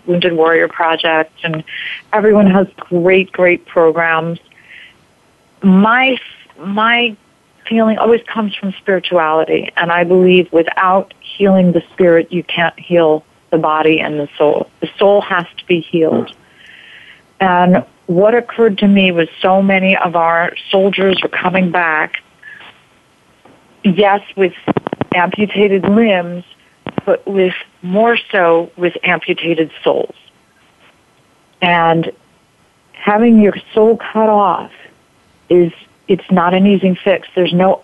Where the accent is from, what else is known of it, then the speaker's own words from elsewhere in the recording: United States; we were from New York, New Jersey area